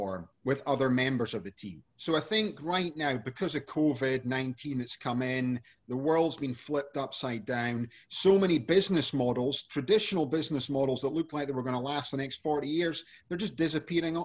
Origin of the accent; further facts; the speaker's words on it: Scotland, United Kingdom; now in San Diego, United States; I'm originally from Scotland, but I live now in San Diego.